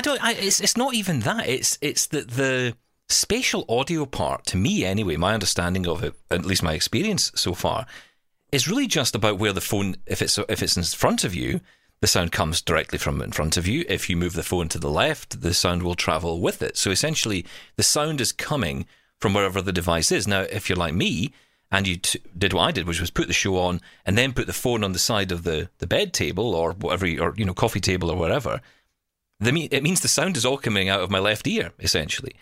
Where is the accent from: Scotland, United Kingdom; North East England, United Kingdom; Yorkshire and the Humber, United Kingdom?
Scotland, United Kingdom; accent: Scottish; now in Canada